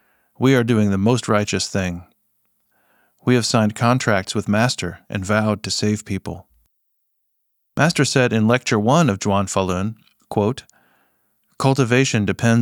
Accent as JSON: {"language": "English", "country": "China", "said": "When I reflected on this behavior, I realized that because I'm from China, I brought a lot of bad habits and notions with me."}